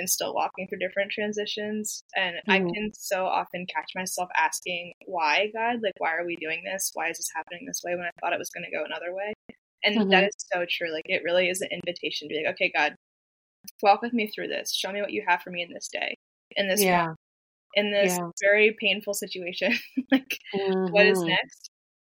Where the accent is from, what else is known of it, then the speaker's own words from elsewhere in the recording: Pennsylvania, United States; also born or lived in Japan; now in Nashville, United States; I'm originally from Pennsylvania.